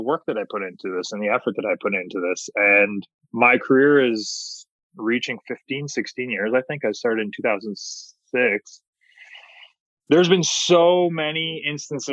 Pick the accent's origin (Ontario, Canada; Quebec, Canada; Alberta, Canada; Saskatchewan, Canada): Ontario, Canada; Hamilton; in my hometown of Hamilton, Ontario